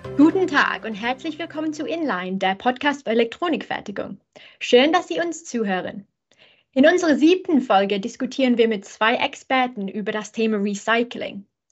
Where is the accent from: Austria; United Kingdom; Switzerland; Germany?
United Kingdom; England; German is a second language; bin ich Engländerin